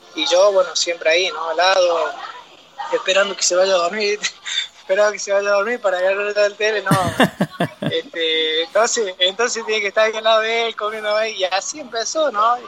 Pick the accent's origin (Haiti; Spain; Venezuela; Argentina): Argentina; Córdoba; moved away; me crié en Córdoba, Córdoba, viví en Córdoba muchos años, del año 87 al, al 2000, hice mi primaria, mi secundaria